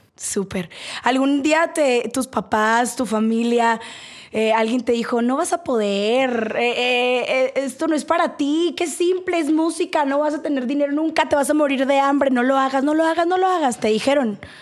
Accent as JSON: {"language": "Spanish", "region": "Sonora", "country": "Mexico", "said": "yo soy de Sonora"}